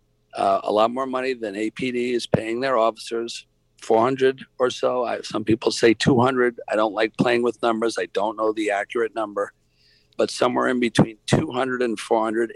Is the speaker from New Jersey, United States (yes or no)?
no; New York, United States; now in Atlanta, United States; I'm from New York